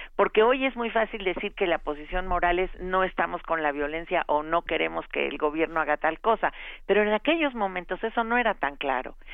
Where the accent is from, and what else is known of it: Mexico